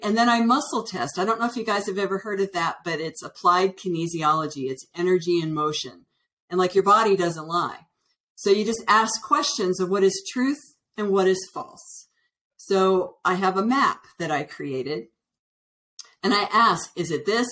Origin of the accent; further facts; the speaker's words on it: Northern Virginia, United States; also born or lived in Washington D.C. / Colorado; now in Santa Fe, United States; I was originally born in Washington D.C. and I was raised in Northern Virginia